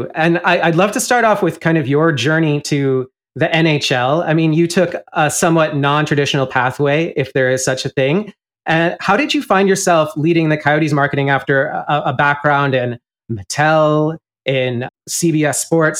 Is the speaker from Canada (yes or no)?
yes; Canada; moved away as an adult; now in Arizona, United States; I grew up in Canada.